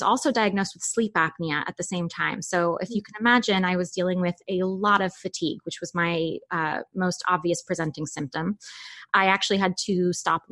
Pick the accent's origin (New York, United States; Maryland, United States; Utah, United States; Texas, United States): New York, United States; New York City; now in Los Angeles, United States; I'm originally from Manhattan, from New York City. So I was born and raised there. I currently live